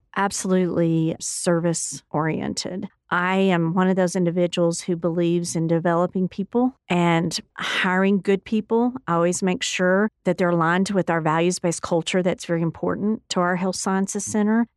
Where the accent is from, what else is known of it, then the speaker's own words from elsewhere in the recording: Odessa, Texas, United States; moved away as an adult; also born or lived in Stanton, Texas; now in Lubbock, United States; I was born in Stanton, Texas, and raised in Odessa